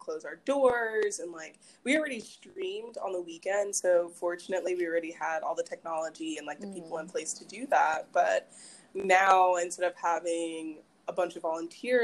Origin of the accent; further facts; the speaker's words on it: Madison, Mississippi, United States; also born or lived in Maryland / New York; I grew up here. I'm originally from Maryland, moved to Mississippi when I was 10. So middle school, high school, all of that here